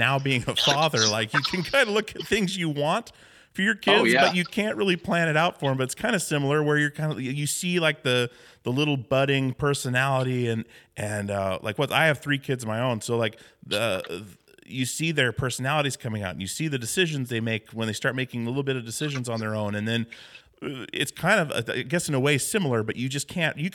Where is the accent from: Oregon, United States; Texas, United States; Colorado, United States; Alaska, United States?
Alaska, United States; Wasilla; I grew up in Alaska on a small island, and then in Wasilla.